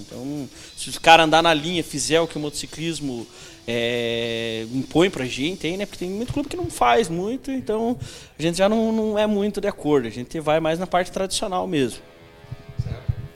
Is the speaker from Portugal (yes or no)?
no; Brazil; sou brasileiro